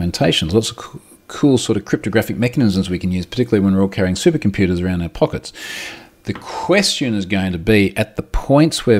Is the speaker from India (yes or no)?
no; Australia; I'm Australian